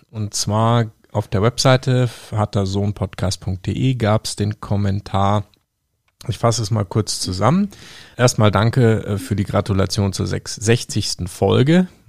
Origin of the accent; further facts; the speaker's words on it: Russia; Ich bin Russe und in Russland heißt vier Schittiri.